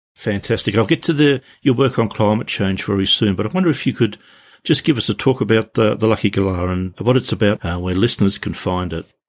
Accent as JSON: {"language": "English", "region": "Tasmania", "country": "Australia", "tie": "born or raised there", "said": "growing up in Tasmania"}